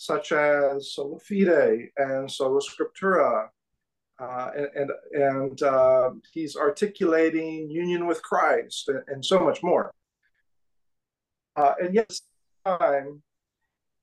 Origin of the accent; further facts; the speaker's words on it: California, United States; now in Kansas City, United States; I'm from California originally